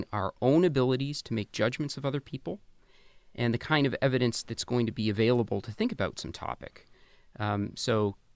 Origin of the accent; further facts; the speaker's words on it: Canada; I grew up in Canada in the 80s and 90s